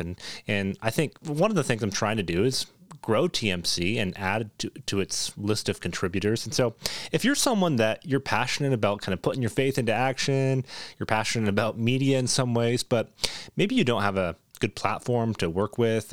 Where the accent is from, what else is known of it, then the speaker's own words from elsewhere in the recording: Toronto, Ontario, Canada; moved away as an adult; now in Boise, United States; Moved from Toronto, Canada. That's where I'm, so I'm Canadian. I've lived about nineteen years in Canada.